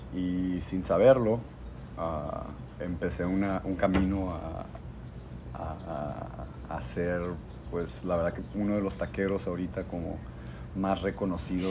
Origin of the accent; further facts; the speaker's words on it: Tijuana, Baja California, Mexico; moved away as an adult; also born or lived in Tulum / New York / Nicaragua / Los Angeles; soy un, un, chavo aquí de Tijuana y le tengo mucho cariño a esta ciudad, toda la gente con la que crecí